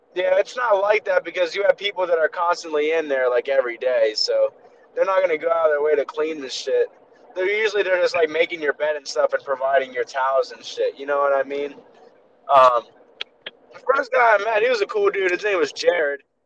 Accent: Baltimore, Maryland, United States; I'm from Baltimore

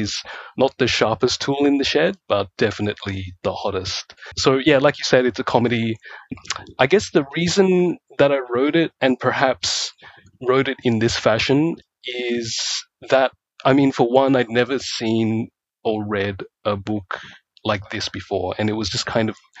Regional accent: Australia; also born or lived in Malaysia; And I grew up in Australia

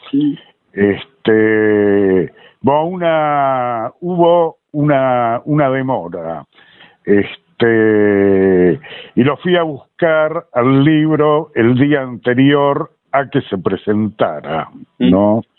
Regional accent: Montevideo, Uruguay; moved away as an adult; now in Buenos Aires, Argentina; me crié en Montevideo. Y esto que te hablo así también era en el secundario que yo iba, también en, el Montevideo

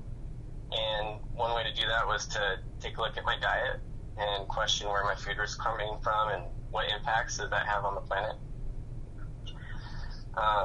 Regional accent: United States; now in Southern California, United States; I grew up in Clark County, and now I live in Southern California

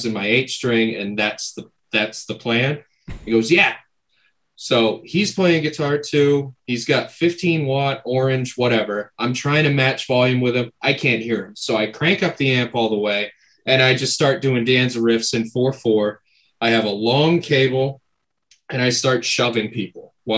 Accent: Maine, United States; we're from Maine, so everything's all fucking Wabanaki

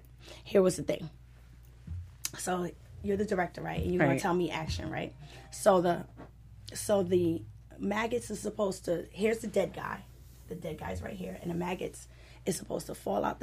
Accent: Trinidad & Tobago; now in Los Angeles, United States; I'm from Trinidad, and I was always doing Caribbean music

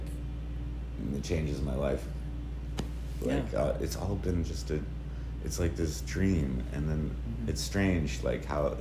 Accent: Cape Cod, Massachusetts, United States; also born or lived in Greece / Northern California; my dad was a fisherman on Cape Cod, where my family's from, or his family's from, and my parents are hippies, so I was born there

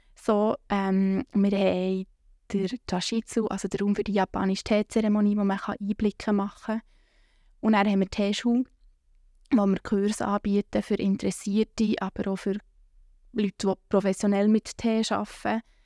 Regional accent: Bern, Switzerland; Ich komme aus der Lengasse

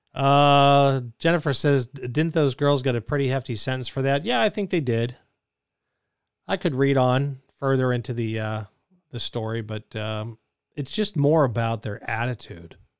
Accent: Pittsburgh, Pennsylvania, United States; being from Pittsburgh

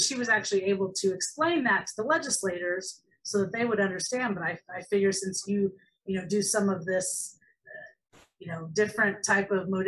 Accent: Illinois, United States; moved away as an adult; now in Florida, United States; I moved from Illinois to Florida because to go to school for massage and get licensed, because in 1998, only 25 states had licensure. And I didn't want to work, and I didn't live in the Chicago area of Illinois. I lived down in the farm area

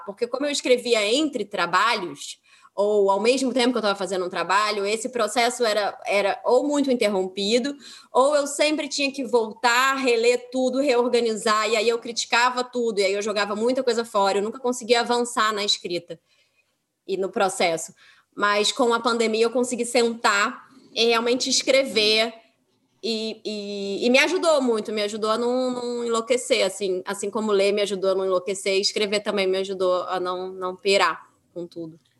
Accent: Rio de Janeiro, Brazil; para mim que sou carioca

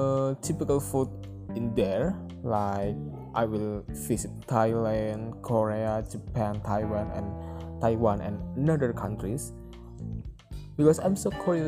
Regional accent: Pemalang, Central Java, Indonesia; I was born in Pemalang, the small city at Central Java

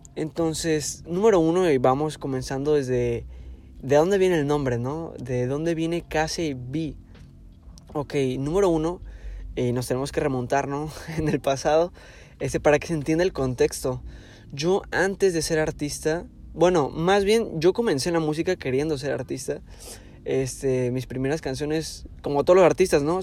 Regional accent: Tijuana, Baja California, Mexico; Yo soy aquí de Tijuana, ciudad de Tijuana de Baja California, México

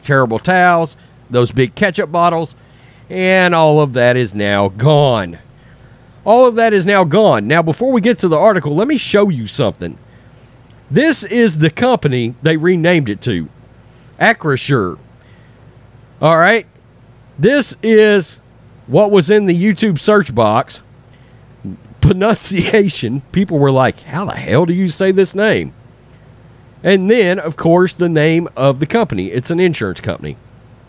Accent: Texas, United States; We're from Texas

